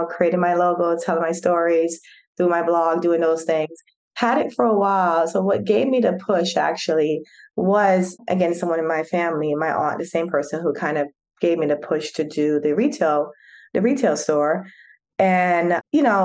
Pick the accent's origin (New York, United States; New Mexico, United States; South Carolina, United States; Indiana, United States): New York, United States; also born or lived in Jamaica; now in Atlanta, United States; I was born in Jamaica, but raised in New York and then now reside in Atlanta with my family.